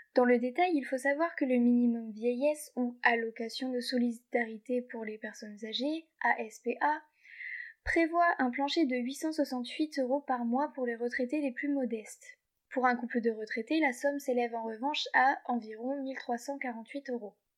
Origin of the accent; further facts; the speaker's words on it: Hauts-de-France, France; par chez nous, en Hauts-de-France